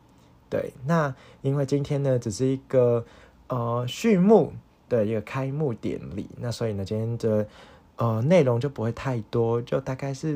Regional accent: Hong Kong; now in Taiwan; 我不是一个台湾人，我是一个外籍生，我是一个香港人啦。

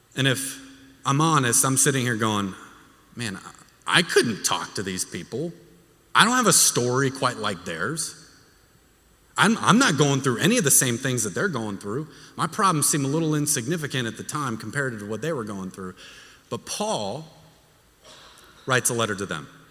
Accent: Texas, United States; moved away; I'm from Texas. I don't do cold.

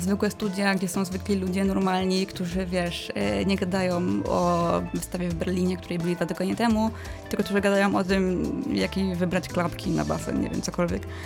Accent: village near Września, Greater Poland, Poland; moved away as an adult; also born or lived in Słupca / Pyzdry; now in Poznań, Poland; wróciłam e, do domu na moją wieś pod Wrześnią

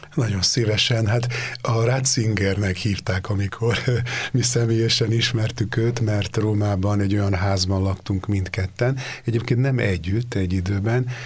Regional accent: Délvidék, Vojvodina, Serbia; moved away as an adult; also born or lived in Rome, Italy; én délvidéki vagyok

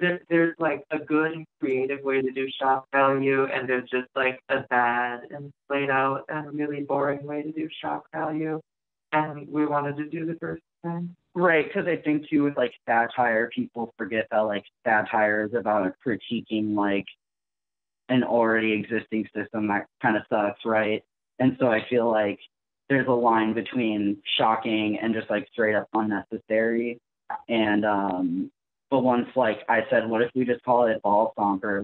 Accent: Milwaukee, Wisconsin, United States; I was born and raised in Milwaukee the whole way

